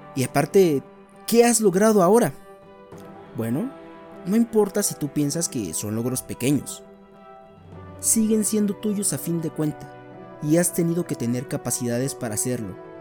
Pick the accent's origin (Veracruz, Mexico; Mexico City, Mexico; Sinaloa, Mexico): Veracruz, Mexico; crecí en Veracruz